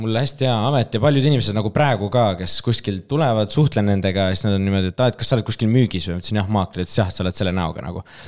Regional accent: Pärnu, Pärnu County, Estonia; moved away as an adult; now in Tallinn, Estonia; ma olen Pärnust pärit

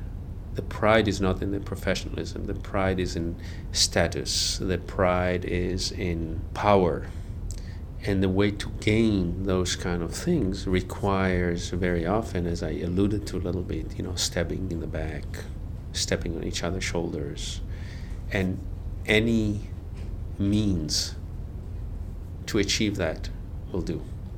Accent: Israel; Of course, because I was born and I grew up in Israel, there's a relationship to the place.

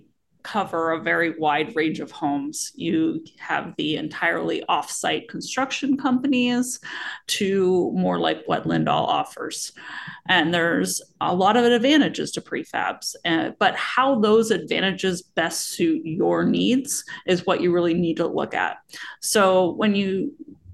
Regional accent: Pacific Northwest, Washington, United States; I was born and raised here and love the Pacific Northwest

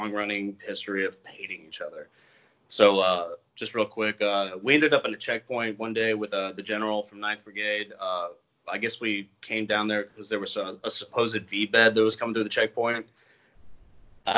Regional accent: United States; as an American

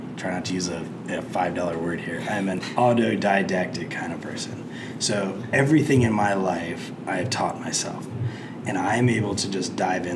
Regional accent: Plainfield, United States; my hometown of Plainfield

